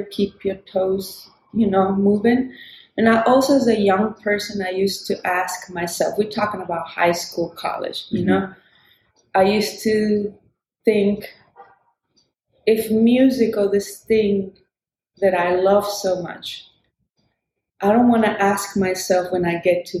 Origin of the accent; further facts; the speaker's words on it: Chile; now in Brooklyn, United States; born in Chile, a tiny little country in South America. I was raised in a dictatorship